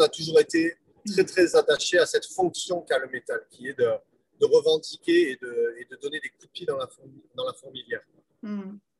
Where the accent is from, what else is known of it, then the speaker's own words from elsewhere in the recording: France; je suis un Français